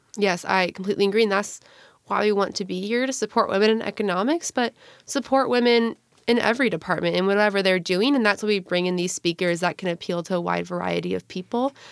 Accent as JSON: {"language": "English", "town": "Gig Harbor", "region": "Washington", "country": "United States", "said": "I'm originally from Gig Harbor, Washington"}